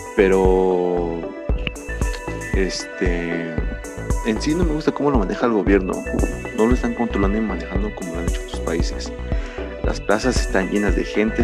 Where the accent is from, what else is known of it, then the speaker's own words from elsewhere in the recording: Mexico; nosotros los jóvenes que somos los que, entre comillas, somos el futuro de México